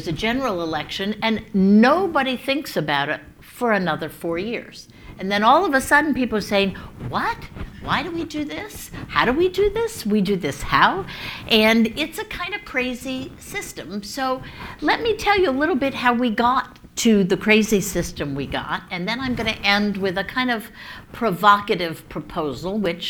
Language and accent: English; Baltimore, Maryland, United States; Baltimore, my hometown